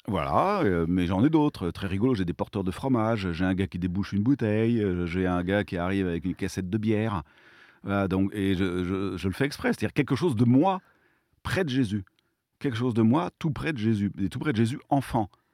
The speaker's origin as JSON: {"language": "French", "region": "Provence-Alpes-Côte d'Azur", "country": "France", "said": "chez nous, en Provence"}